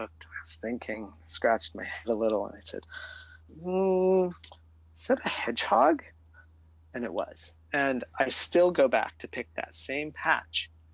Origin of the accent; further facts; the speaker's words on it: Arcata, California, United States; I was growing up in the Coast Redwood ecosystem of Humboldt County, California, uh-huh. on the North Coast, and in a small town called Arcata